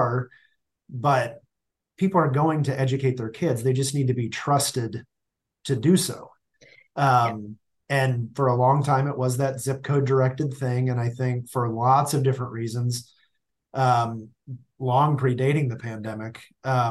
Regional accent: Stilwell, Kansas, United States; I grew up in the Kansas City area

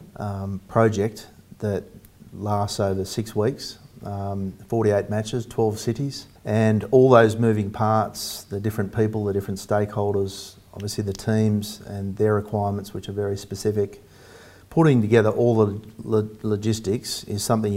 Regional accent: Sydney, New South Wales, Australia; I'm from Sydney

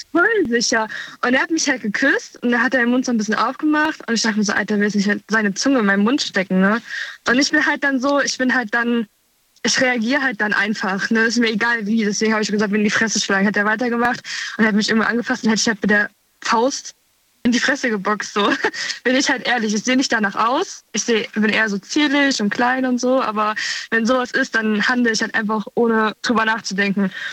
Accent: Münstermaifeld, Rhineland-Palatinate, Germany; ich komme aus der Nähe von Koblenz, ein äh, Münster-Maifeld heißt der Ort.

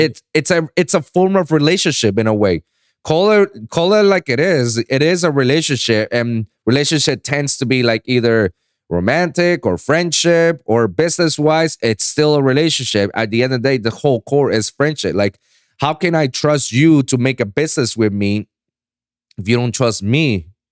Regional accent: Puerto Rico; moved away as an adult; now in Miami, United States; I was born and raised in Puerto Rico, and I went my whole life into a American school that's set in Puerto Rico

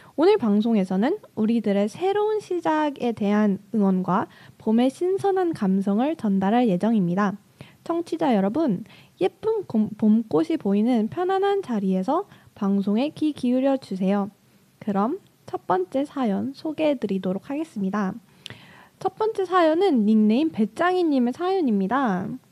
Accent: Daejeon, South Korea; moved away as an adult; now in Seoul, South Korea; 제 본가가 대전인데

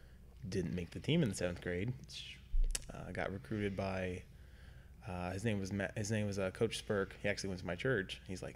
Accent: Dayton, Ohio, United States; moved away; I'm originally from Dayton, Ohio, just north of it by the airport.

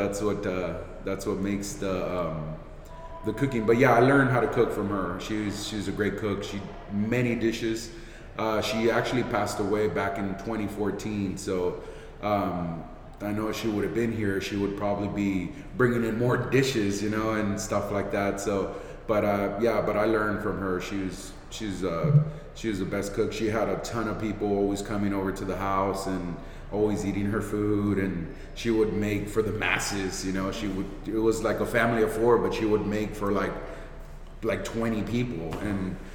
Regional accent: Santa Barbara, California, United States; I grew up on the lower west side of Santa Barbara, Rancheria and Montecito Street

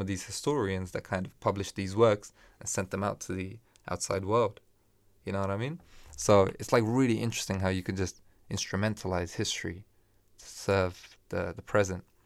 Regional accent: Afghanistan; moved away; I'm from Afghanistan

